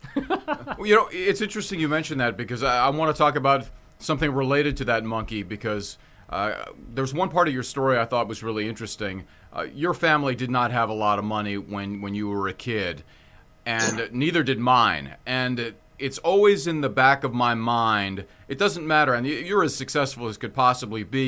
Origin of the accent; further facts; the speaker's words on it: Hawaii, United States; I'm from Hawaii